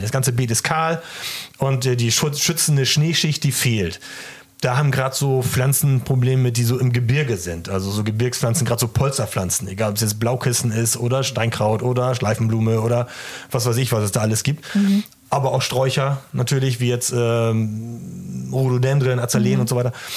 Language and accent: German; East Frisia, Lower Saxony, Germany; ich komme ja aus Ostfriesland